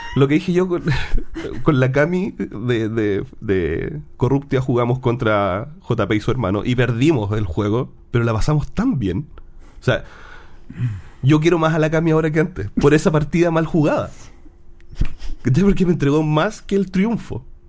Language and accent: Spanish; Chile; en Chile también decimos el olor a ñoño. Los frikis son los ñoños acá en Chile